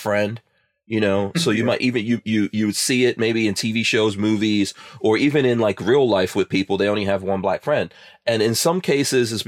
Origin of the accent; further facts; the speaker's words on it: Guyana; now in United States; I was not born in America, right? I was born in a third world country. I was born in Guyana, you know, and I've lived in other places in the world